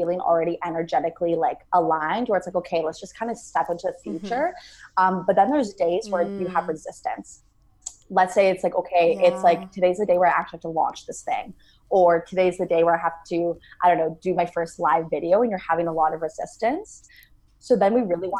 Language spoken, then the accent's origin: English; Canada; born and raised in Canada